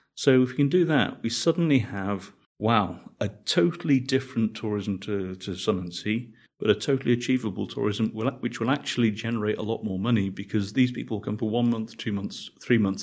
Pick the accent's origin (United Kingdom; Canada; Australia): United Kingdom; Manchester, North West England; moved away as an adult; also born or lived in Jelsa, Croatia / Varaždin, Croatia / Rwanda; now in Croatia; I was born in Manchester where, where vegetables grow in supermarkets.